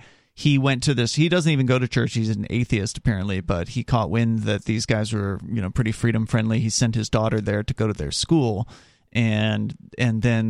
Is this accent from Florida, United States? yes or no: yes; Florida, United States; where I grew up in Florida, there was a school called New College